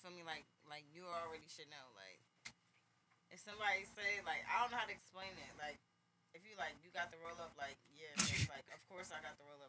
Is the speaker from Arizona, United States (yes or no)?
no; New Jersey, United States; But, yeah, I'm from Jersey.